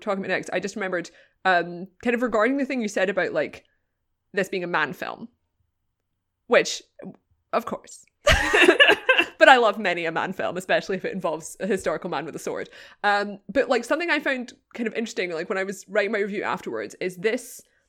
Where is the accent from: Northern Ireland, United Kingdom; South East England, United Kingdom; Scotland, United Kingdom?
Scotland, United Kingdom; Yeah, it's just a lot of sweeping vistas of Scottish countryside. And I was like, oh, I do love my home country.